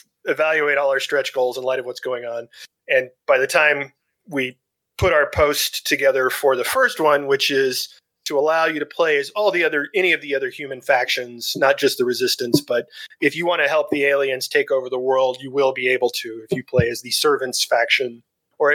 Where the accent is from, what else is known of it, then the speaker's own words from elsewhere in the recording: Dallas, Texas, United States; my hometown of Dallas, Texas